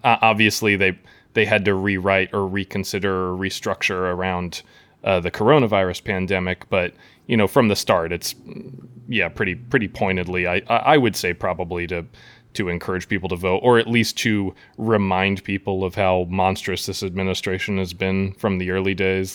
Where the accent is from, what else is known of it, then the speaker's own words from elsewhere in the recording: Midwest, United States; I'm, I'm from the Midwest, uh, you know, I, I grew up across the street from a cornfield